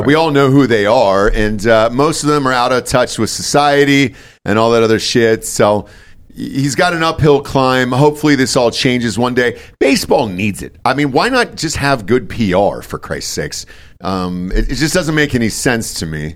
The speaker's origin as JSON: {"language": "English", "town": "Atlanta", "region": "Georgia", "country": "United States", "also_born_or_lived": "Los Angeles", "moved": "yes", "said": "I'm from Atlanta, obviously a huge Braves fan, uh, moved to Los Angeles"}